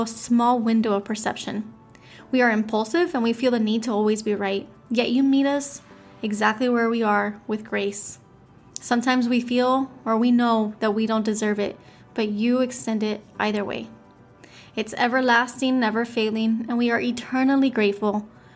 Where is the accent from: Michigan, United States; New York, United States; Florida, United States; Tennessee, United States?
Florida, United States; Miami; I'm from Miami, Florida